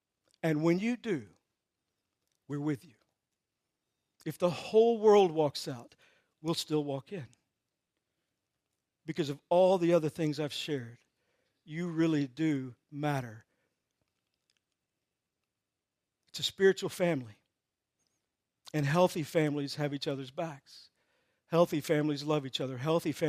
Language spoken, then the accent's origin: English; Texas, United States; I'm from Texas, so a lot of this.